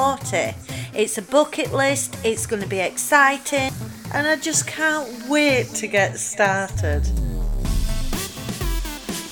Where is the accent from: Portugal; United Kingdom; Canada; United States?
United Kingdom; Yorkshire and the Humber; accent: Yorkshire; I'm from South Yorkshire. I'll let you try and guess which area I'm from the accent.